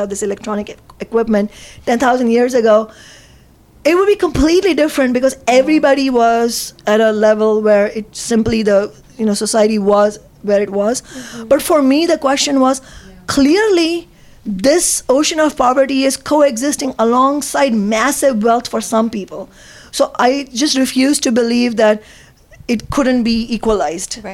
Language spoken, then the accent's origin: English; Mumbai, Maharashtra, India; now in United States; I grew up in Mumbai in India